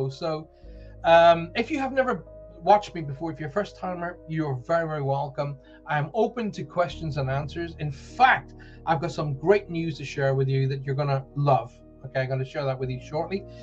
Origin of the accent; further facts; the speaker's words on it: South West England, United Kingdom; It's …. I'm from Somerset. Uh, people have been going, um, where's Somerset? Somerset is a beautiful county in the south well, kind of south mid southwest of the UK.